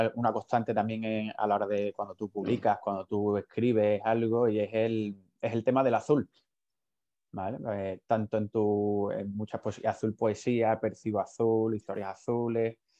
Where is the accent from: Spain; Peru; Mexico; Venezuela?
Spain; Huelva, Andalusia; yo en concreto soy de Huelva y, más de la, de la zona de la sierra